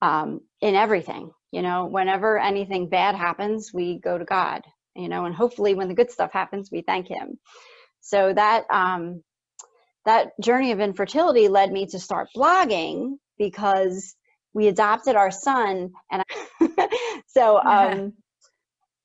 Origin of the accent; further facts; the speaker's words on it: Philadelphia, Pennsylvania, United States; I grew up in Philadelphia and went to Catholic grade school, high school, and then I continued to Catholic college